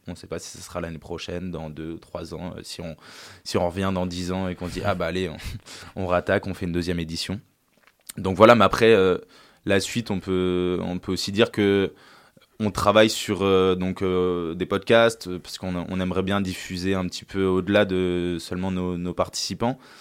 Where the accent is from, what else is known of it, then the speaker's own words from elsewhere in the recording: La Terrasse, Auvergne-Rhône-Alpes, France; also born or lived in Lille; je suis originaire de la région de Grenoble, de la vallée du Grésivaudan et d'un petit village qui s'appelle La Terrasse